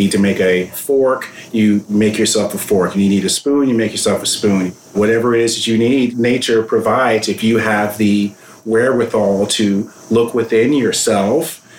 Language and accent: English; New York, United States; I'm a New Yorker